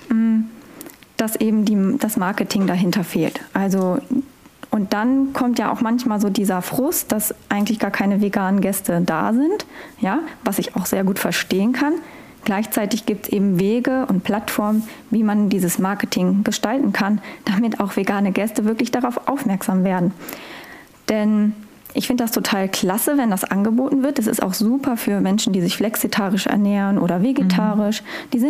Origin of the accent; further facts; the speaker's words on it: Northern Germany, Germany; Ich komme ja aus Norddeutschland. Ich äh, uns wird ja immer so eine gewisse Art von Humor unterstellt.